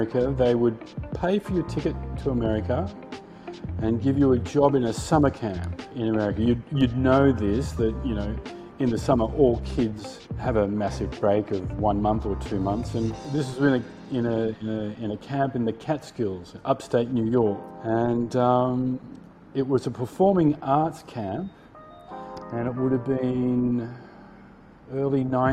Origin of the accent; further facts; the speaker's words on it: Sydney, New South Wales, Australia; moved away as an adult; also born or lived in Paris, France / Asia; I grew up and lived in Sydney